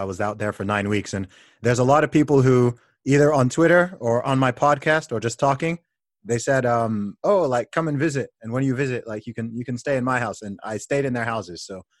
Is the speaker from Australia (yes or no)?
no; Nigeria; I'm Nigerian too